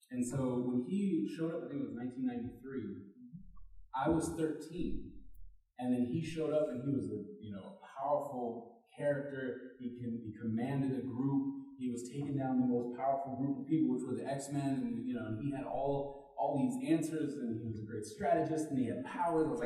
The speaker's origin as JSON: {"language": "English", "country": "Germany", "tie": "born or raised there", "moved": "yes", "said": "I grew up in Germany"}